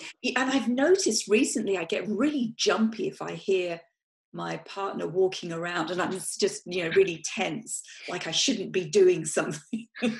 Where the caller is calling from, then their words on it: Simi Valley, California, United States; I'm coming in from Simi Valley in Ventura. And I'm in my office.